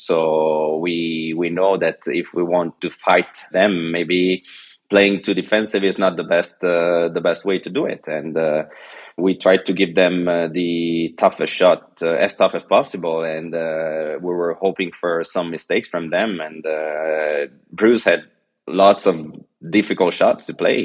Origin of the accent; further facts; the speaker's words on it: Geneva, Switzerland; first language French and Italian; English is a second language; also born or lived in China; now in Italy; I was born in Geneva, Switzerland, because my father is Swiss and my mother is Italian, so I already grew up learning two languages, French and Italian